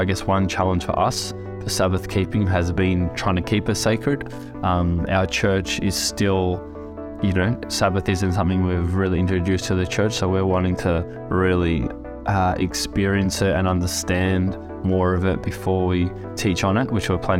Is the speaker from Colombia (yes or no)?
no; Australia; I'm 31 years old. I'm from Australia and I'm a lead pastor of a church.